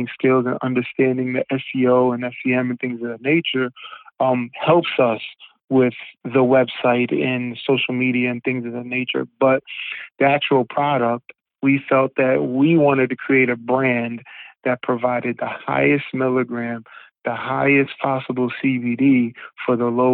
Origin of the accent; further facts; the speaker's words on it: Rockland County, New York, United States; also born or lived in Harlem, New York; I moved back to Rockland County, which, you know, where I grew up in the latter part of my life